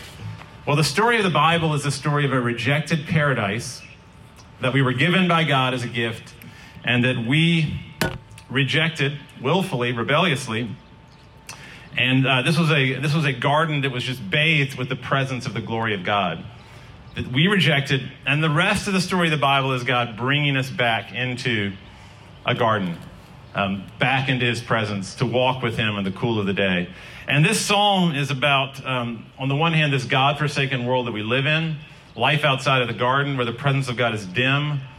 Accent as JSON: {"language": "English", "town": "Glencoe", "region": "Scotland", "country": "United Kingdom", "moved": "as an adult", "lives_now": "Raleigh, United States", "said": "In 1994, I moved from Glencoe, Scotland, to Hillsborough Street in Raleigh, to NC State."}